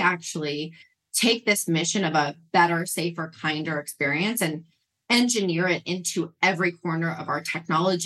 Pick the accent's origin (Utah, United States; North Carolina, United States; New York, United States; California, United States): Utah, United States; I was raised in Mormon, Utah with a very Jewish father and a Catholic mother